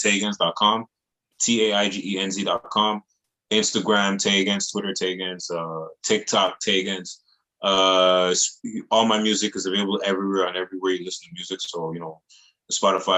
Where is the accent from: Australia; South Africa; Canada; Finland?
Canada; Montreal, Quebec; I'm born and raised in Montreal